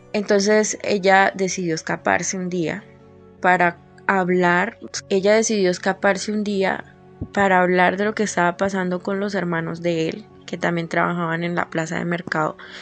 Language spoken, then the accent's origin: Spanish; Colombia; soy de Colombia